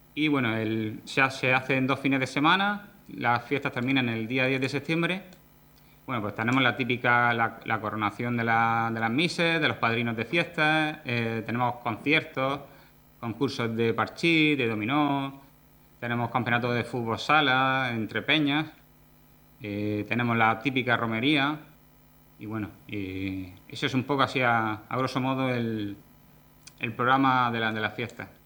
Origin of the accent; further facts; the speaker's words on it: El Jimenado, Region of Murcia, Spain; soy nacido y criado en el Jimenado